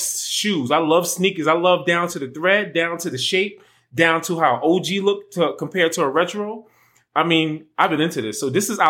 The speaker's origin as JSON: {"language": "English", "town": "New York City", "region": "New York", "country": "United States", "moved": "as an adult", "lives_now": "Arizona, United States", "said": "I'm a Brooklynite."}